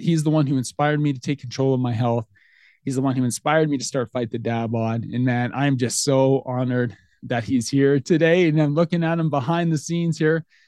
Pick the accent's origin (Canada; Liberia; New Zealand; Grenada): Canada; Lethbridge, Alberta; I'm from Lethbridge, Alberta, Canada.